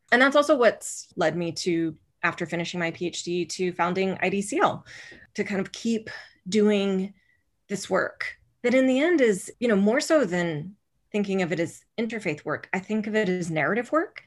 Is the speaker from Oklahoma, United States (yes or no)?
yes; rural Oklahoma, United States; I was raised in Oklahoma, in rural Oklahoma, where most people were Southern Baptist